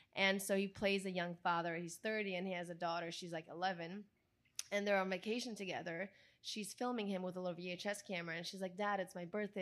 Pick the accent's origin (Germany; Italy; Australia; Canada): Italy; English is a second language; moved away as an adult; now in Los Angeles, United States